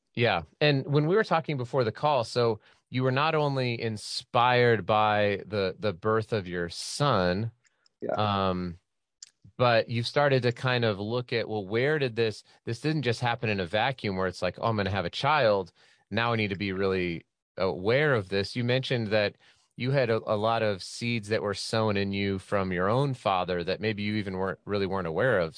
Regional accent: Utah, United States; my home state of Utah

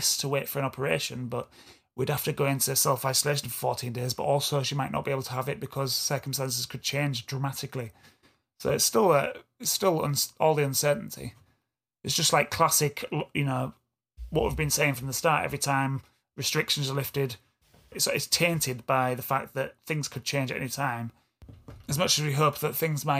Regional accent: Yorkshire and the Humber, United Kingdom; accent: East Yorkshire; East Yorkshire guy from Hull and Beverley. My accent.

